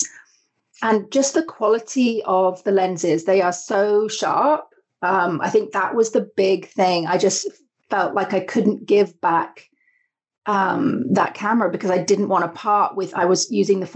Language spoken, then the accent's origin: English; United Kingdom; now in Canada; Originally from the UK, which you might be able to tell from my accent. And I lived on a small island in the UK